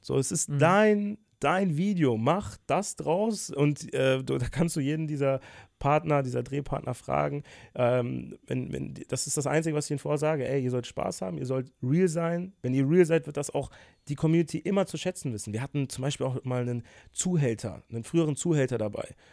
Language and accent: German; Bonn, North Rhine-Westphalia, Germany; moved away as an adult; now in Cologne, Germany; Ich bin 23, in Bonn geboren. Jetzt vor einem Jahr bin ich nach Köln gezogen